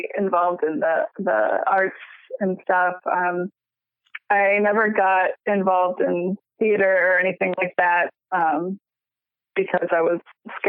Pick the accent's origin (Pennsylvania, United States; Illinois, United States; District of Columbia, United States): Illinois, United States; Chicago; I grew up in the suburbs of Chicago.